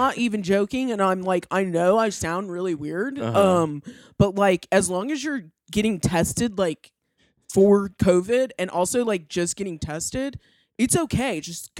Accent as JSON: {"language": "English", "region": "California", "country": "United States", "tie": "born or raised there", "said": "I'm from California. I was born"}